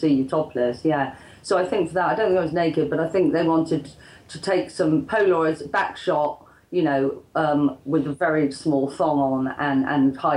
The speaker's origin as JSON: {"language": "English", "town": "Bristol", "region": "South West England", "country": "United Kingdom", "said": "I was from Bristol"}